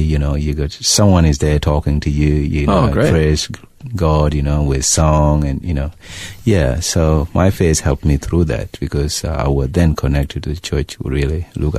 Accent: Sudan; you know, it's something that when I was away from Sudan, I didn't know it was happening until I went back and see it.

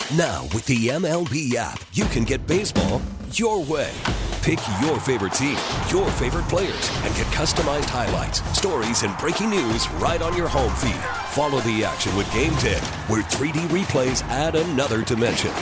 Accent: Fond du Lac, Wisconsin, United States; I'm from Fond du Lac

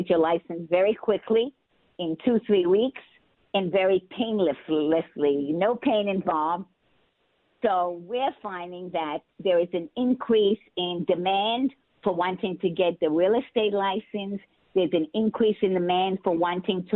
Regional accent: Israel; moved away; also born or lived in New York City, United States; I'm also an Israeli citizen since I was born in Israel.

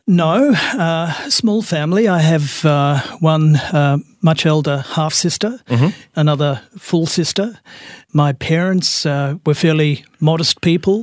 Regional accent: Melbourne, Victoria, Australia; I'm Melbourne uh, born and bred. I'm a Bayside boy, so I was born in Brighton, grew up in Sandringham

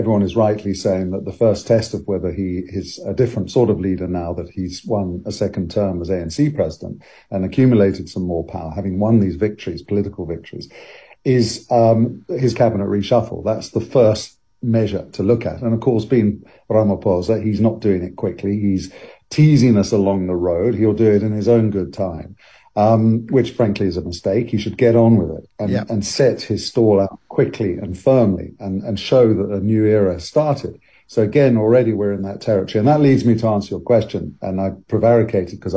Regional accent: London, United Kingdom; I lived and grew up in a house that was in the middle of four kind of areas. And one was called Greenwich

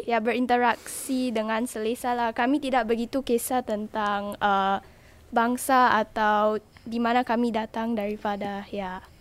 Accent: Singapore; sebagai warga Singapura

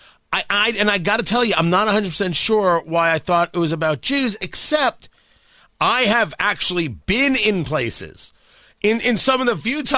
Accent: New Jersey, United States; I grew up in Jersey

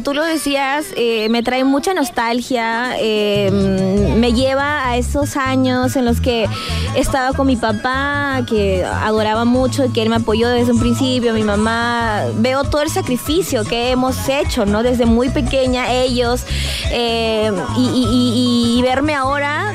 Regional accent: Peru; en mi país actué en dos novelas

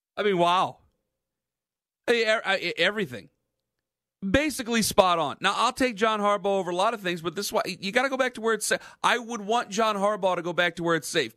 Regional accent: Cleveland, Ohio, United States; I'm from Cleveland

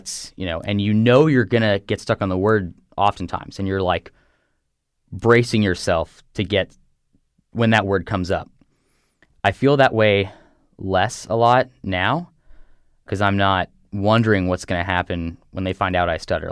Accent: Texas, United States; now in Connecticut, United States; I grew up in Texas, and I live in Connecticut now

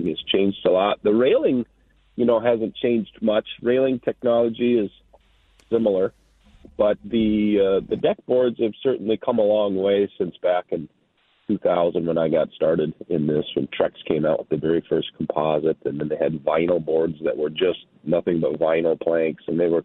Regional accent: North Branch, Minnesota, United States; I grew up in North Branch, Minnesota, with my family

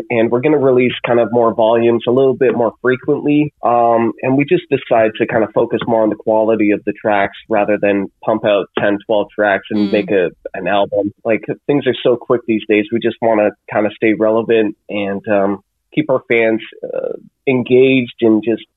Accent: Canada

